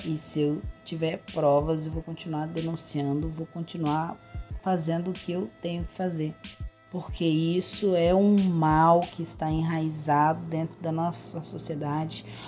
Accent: Blumenau, Santa Catarina, Brazil; now in Florianópolis, Brazil; Nascida e criada em Blumenau. Saí de Blumenau com 32 anos de idade

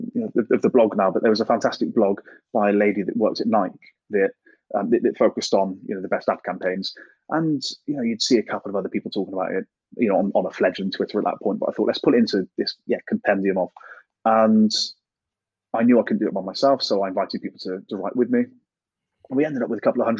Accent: Gloucester, South West England, United Kingdom; I'm a kid from Gloucester

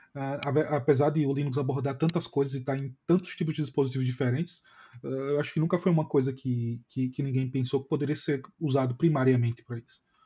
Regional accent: Maceió, Alagoas, Brazil; eu sou de Maceió

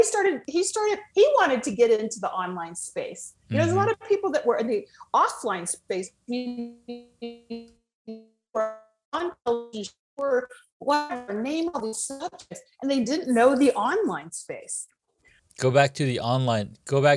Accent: Los Angeles, California, United States; I was born in Hollywood.

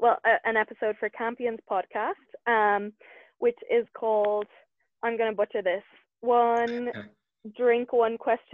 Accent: Ireland; as an Irish woman who has an Irish-based podcast

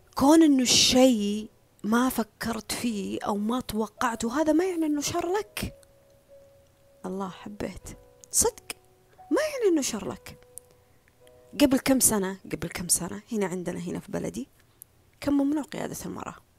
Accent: Saudi Arabia; هنا عندنا في السعودية

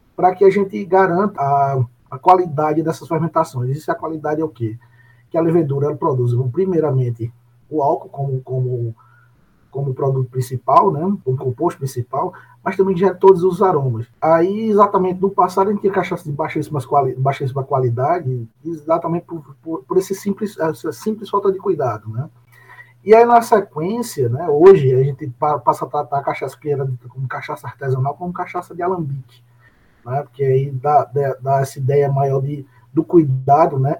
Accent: Areia, Paraíba, Brazil; eu sou natural de Areia e moro na cidade de Areia

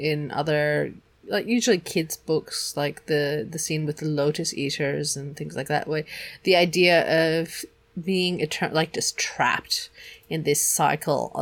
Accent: Germany; we grew up in Germany

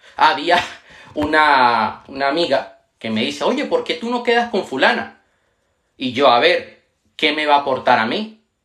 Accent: Panama; also born or lived in Venezuela; now in Spain; en una escuela donde yo estudié en Panamá, yo nací en Venezuela, pero viví en Panamá muchos años y ahora vivo en España

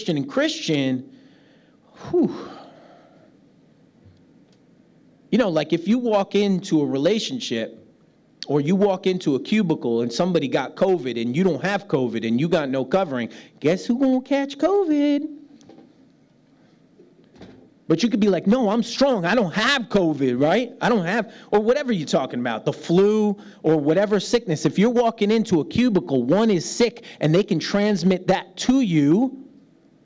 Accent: New York City, New York, United States; moved away; I'm a New York City kid from the United States

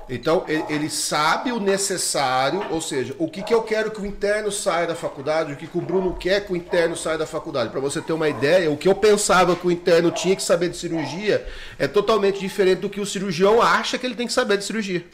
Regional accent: Jales, São Paulo, Brazil; moved away; eu vim do interior de São Paulo, de Jales. A minha escola é de Jales

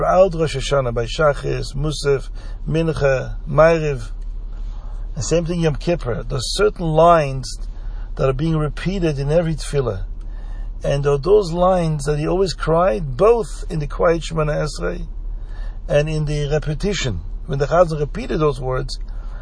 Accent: Belgium; where I grew up in Belgium

